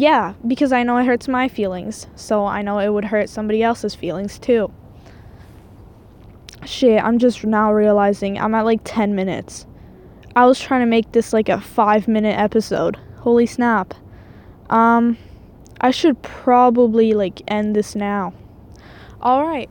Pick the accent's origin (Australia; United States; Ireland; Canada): Canada; Quebec; first language French; English is a second language; now in Edmonton, Canada; I'm actually French-Canadian, so that's why my English is terrible